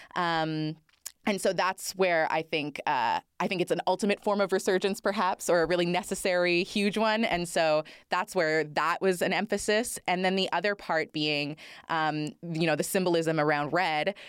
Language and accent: English; Northern Ontario, Canada; I grew up in Northern Ontario and I love being from the north.